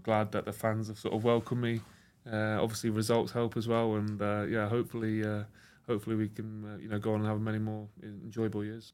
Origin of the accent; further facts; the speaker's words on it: England, United Kingdom; I grew up in England, was born here and everything like